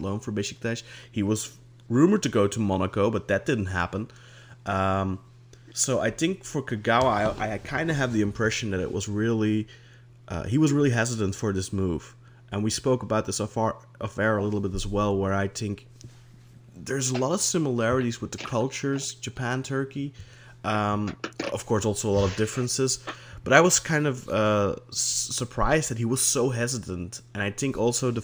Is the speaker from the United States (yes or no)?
no; Belgium; I'm from Belgium